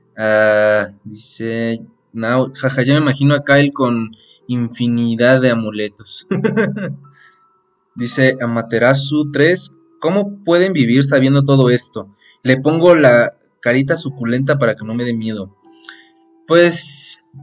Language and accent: Spanish; Mexico City, Mexico; Nosotros somos de la CDMX, de México, directos desde México